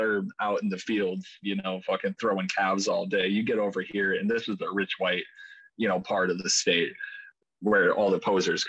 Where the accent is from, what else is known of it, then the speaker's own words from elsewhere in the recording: Lemmon, South Dakota, United States; one of my friends that I grew up with in Lemon, South Dakota